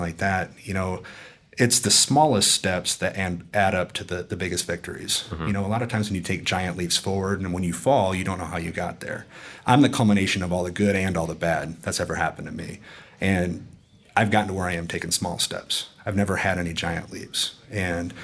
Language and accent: English; Sioux Falls, South Dakota, United States; I'm from Sioux Falls, South Dakota, the middle of nowhere